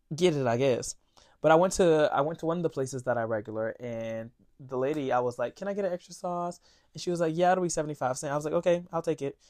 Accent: Florida, United States; moved away as an adult; now in New York, United States; I'm from Florida

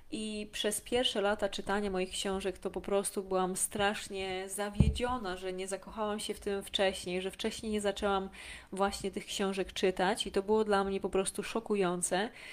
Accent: a small village in Lesser Poland, Poland; ja pochodzę z małej wsi w Małopolsce

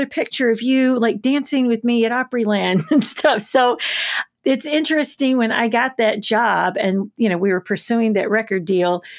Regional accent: Covington, Tennessee, United States; now in Nashville, United States; I was born in Covington, Tennessee, birthplace of … and the Charms Blow Pop

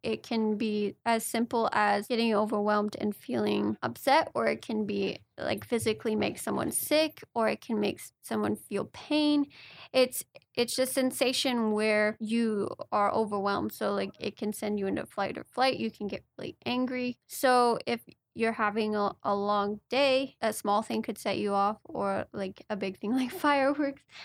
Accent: Manhattan Beach, California, United States; we grew up in Manhattan Beach, California

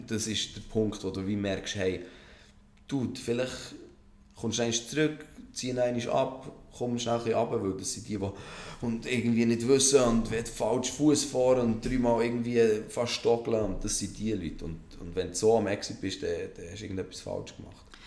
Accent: Switzerland

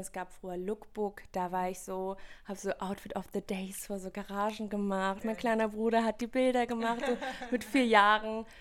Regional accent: Wipperfürth, North Rhine-Westphalia, Germany; Ich komme aus Wipperfürth, das ist in der Nähe von Köln. Ist eher so ein katholisches kleines Dörfchen

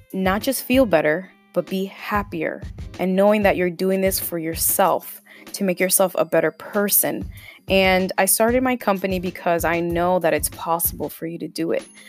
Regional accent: Lynn, Massachusetts, United States; moved away as an adult; also born or lived in Bronx, New York; growing up in Lynn

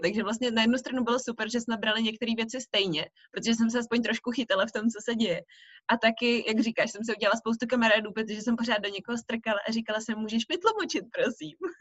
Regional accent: Czechia; also born or lived in Belgium; zpátky domů, to znamená do České republiky

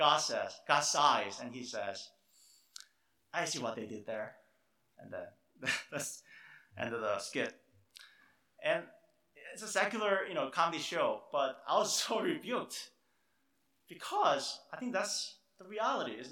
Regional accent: South Korea; moved away; I grew up in Korea

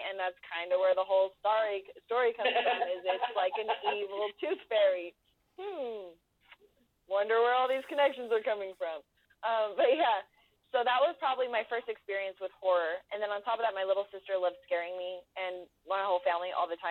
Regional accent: Los Angeles, California, United States; accent: Valley girl; moved away as an adult; now in Lake Havasu City, United States; I was born and bred in the San Fernando Valley in Los Angeles, California.

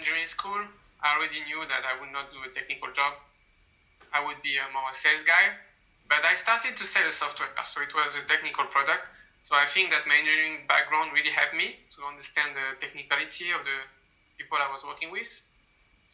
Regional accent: France; moved away as an adult; now in China; stay in France, my home country

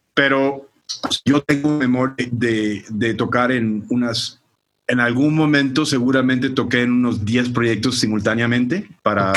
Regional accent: Barranquilla, Atlántico, Colombia; also born or lived in San Francisco, California; now in Mexico; yo como crecido en Barranquilla, Colombia

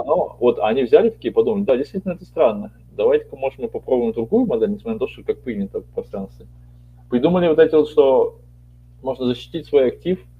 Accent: Siberia, Russia; я вот родился в Сибири

